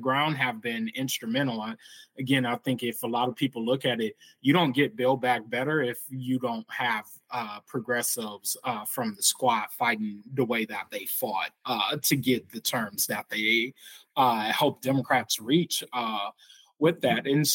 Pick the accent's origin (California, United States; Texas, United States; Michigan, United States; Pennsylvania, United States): Michigan, United States; my home state of Michigan